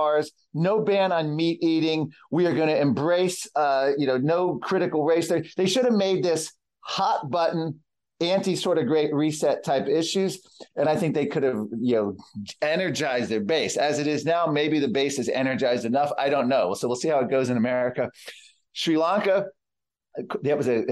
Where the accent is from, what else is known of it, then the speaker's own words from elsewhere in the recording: Virginia, United States; my home state of Virginia